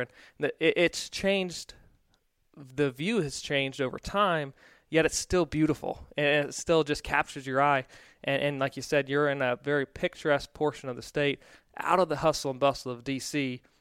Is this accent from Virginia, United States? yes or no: yes; Stafford, Virginia, United States; I grew up in Stafford